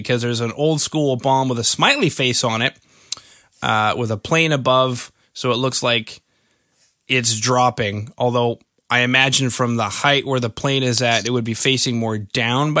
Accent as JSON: {"language": "English", "country": "Canada", "said": "I'm from Canada."}